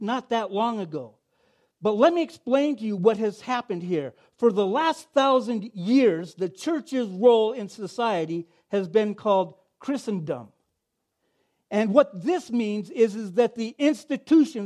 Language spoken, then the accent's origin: English; Oregon, United States; moved away; I grew up on the West Coast in Oregon